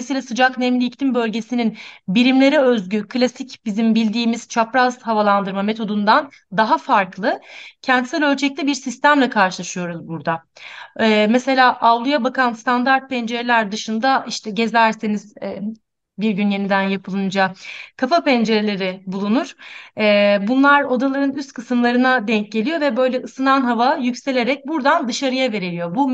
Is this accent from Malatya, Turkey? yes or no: no; Antakya, Hatay, Turkey; Ee, ben de hocam gibi Antakyalıyım. Antakya'da büyüdüm. İstanbul Teknik Üniversitesi'ne kadar hatta oradaydım hep. Ee, deprem sırasında da Antakya'daydım